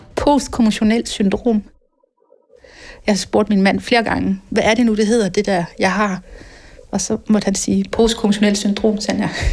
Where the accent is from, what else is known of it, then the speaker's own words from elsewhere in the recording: Randers, Central Denmark Region, Denmark; Jeg voksede op i Randers i 70'erne og 80'erne